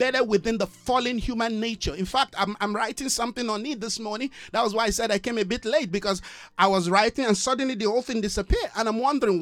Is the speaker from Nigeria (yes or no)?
yes; Nigeria; now in South Africa; I'm a bona fide Nigerian. I love my country